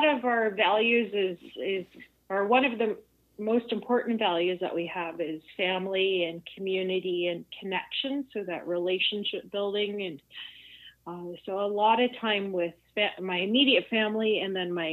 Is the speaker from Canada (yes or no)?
yes; Lil'wat Nation, near Whistler, British Columbia, Canada; on my mom's side, I'm from the Iliatwat Nation, which is part of the Shlatlium, like a larger dialect of people. Old categories would call us Interior Salish.